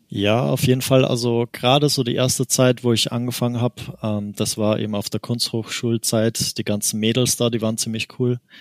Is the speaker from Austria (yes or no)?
yes; Austria; ich komme aus Österreich eigentlich, deswegen manche Wörter muss ich quasi auf Deutsch übersetzen.